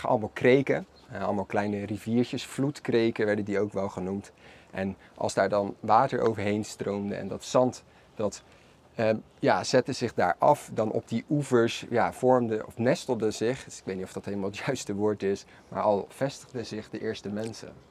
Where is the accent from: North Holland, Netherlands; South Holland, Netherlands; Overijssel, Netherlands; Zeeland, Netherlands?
South Holland, Netherlands; Maasluis; Allebei zijn wij geboren en getogen in Maasluis